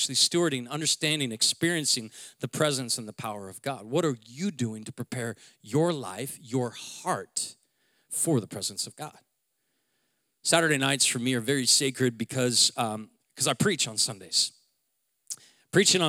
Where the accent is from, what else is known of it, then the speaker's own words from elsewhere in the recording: Seattle, Washington, United States; I'm from Seattle